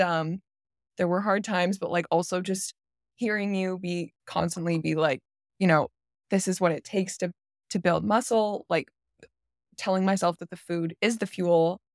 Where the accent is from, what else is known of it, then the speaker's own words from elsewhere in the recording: Canada; I'm from Canada